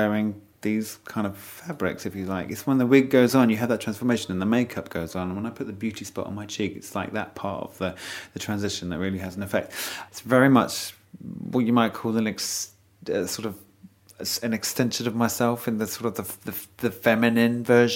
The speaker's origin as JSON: {"language": "English", "area": "Essex", "region": "East of England", "country": "United Kingdom", "tie": "born or raised there", "also_born_or_lived": "North Wales", "said": "I was born in North Wales. I was raised in Essex."}